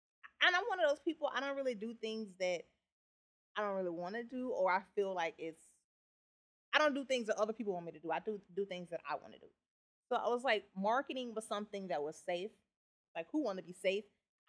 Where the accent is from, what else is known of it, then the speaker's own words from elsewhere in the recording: Memphis, Tennessee, United States; moved away as an adult; also born or lived in New Orleans; now in Lafayette, United States; So I grew up in Memphis, lived there for a long time, and then I moved to New Orleans. What brought me to Lafayette is Hurricane Katrina.